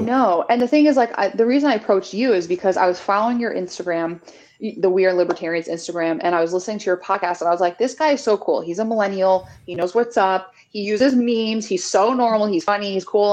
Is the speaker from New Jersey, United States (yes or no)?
yes; New Jersey, United States; also born or lived in New York City; I'm from New Jersey. I've worked in New York City for most of my adult life.